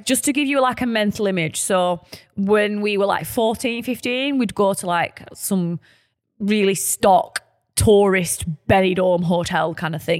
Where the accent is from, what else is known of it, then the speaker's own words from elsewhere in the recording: Burnley, North West England, United Kingdom; we're from Burnley, our lovely, humble, working-class town